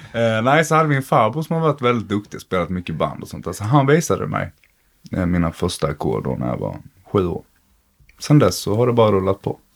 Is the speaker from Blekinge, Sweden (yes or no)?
yes; Blekinge, Sweden; jag kom från Blekinge